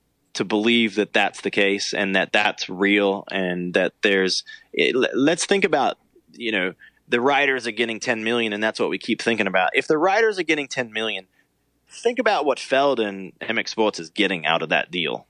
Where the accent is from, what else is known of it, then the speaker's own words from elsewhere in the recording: Australia; moved away as an adult; now in United States; as an Australian